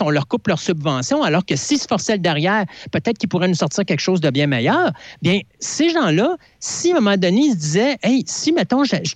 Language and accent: French; Quebec, Canada; Je suis un Québécois, alors veux, veux pas, j'aimerais ça voir le Québec euh, être en premier plan.